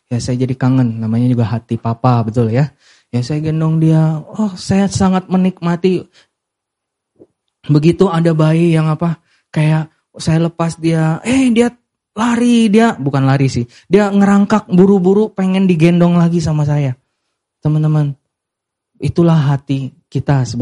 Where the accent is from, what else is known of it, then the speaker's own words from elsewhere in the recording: Medan, North Sumatra, Indonesia; karena kita dari Chinese ya, Chinese Medan ya, selalu ada minimal dua jenis babi.